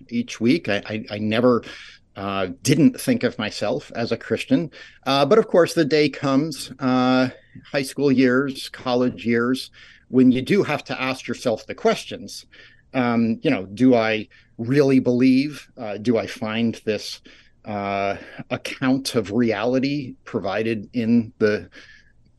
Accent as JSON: {"language": "English", "town": "Rye", "region": "New York", "country": "United States", "tie": "born or raised there", "moved": "yes", "lives_now": "Ithaca, United States", "said": "I grew up in Rye, New York, a suburb outside New York City"}